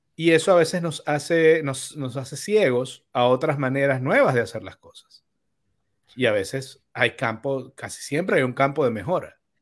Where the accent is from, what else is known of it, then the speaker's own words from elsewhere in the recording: Venezuela; moved away as an adult; also born or lived in Bonaire; yo emigré de Venezuela